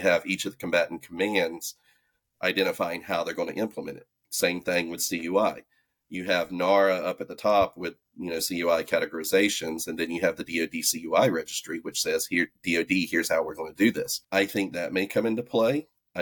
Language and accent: English; the South, United States; accent: southern; you can hear my southern accent.